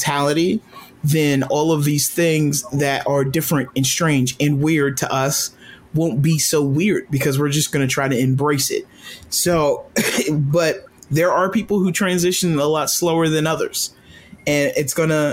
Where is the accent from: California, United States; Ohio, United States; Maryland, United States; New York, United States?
Maryland, United States; Rockville; I came from Rockville, Maryland, and I grew up in this area.